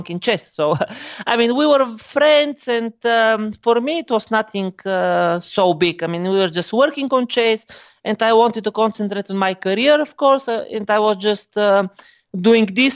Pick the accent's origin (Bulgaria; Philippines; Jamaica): Bulgaria; I am from Bulgaria, of course.